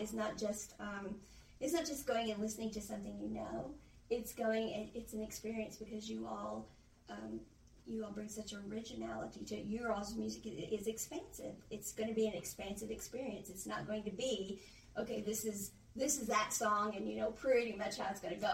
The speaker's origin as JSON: {"language": "English", "region": "Illinois", "country": "United States", "tie": "born or raised there", "moved": "yes", "lives_now": "Mississippi, United States", "said": "I grew up in Illinois"}